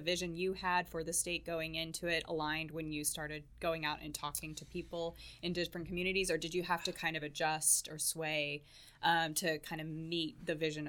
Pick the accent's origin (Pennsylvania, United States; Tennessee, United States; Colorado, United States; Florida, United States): Colorado, United States; moved away as an adult; now in Oklahoma, United States; I came from Colorado, studied there, was born there, and then I did not move back there because I love Oklahoma.